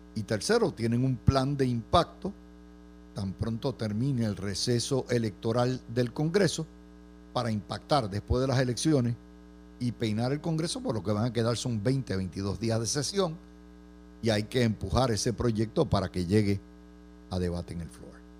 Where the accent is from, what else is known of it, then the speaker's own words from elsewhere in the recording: Puerto Rico; no todos los puertorriqueños somos idénticos